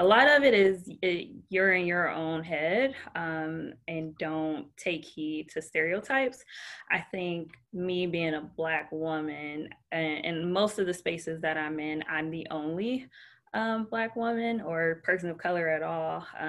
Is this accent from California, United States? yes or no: no; Detroit, Michigan, United States; now in Orlando, United States; I had no ties to Orlando prior to that. Like, I'm from Detroit. I'm born and raised a Detroit fan.